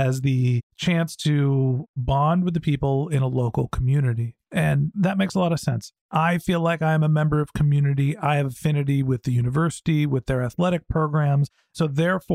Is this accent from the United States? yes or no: yes; Bay Area, California, United States; also born or lived in Boston; I grew up in the Bay Area